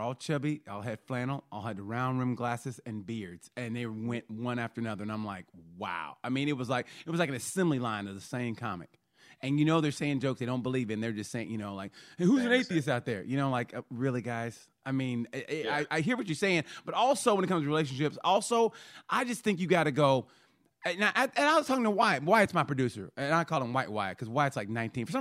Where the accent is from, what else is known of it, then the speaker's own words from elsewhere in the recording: Oklahoma, United States; I grew up in Oklahoma